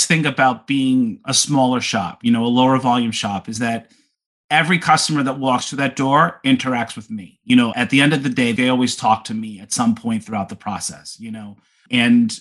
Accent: Long Island, New York, United States; I grew up in New York on Long Island.

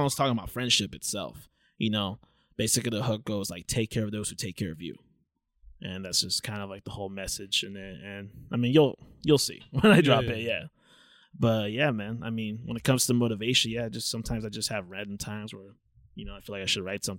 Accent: Anaheim, California, United States; we both grew up in Anaheim

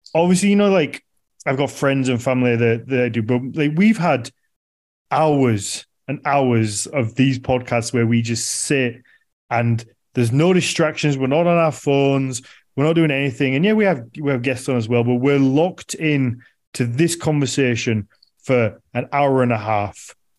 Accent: United Kingdom; as a British person

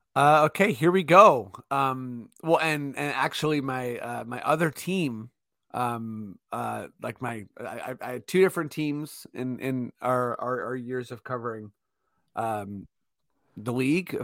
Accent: Toronto, Ontario, Canada; we are from Toronto

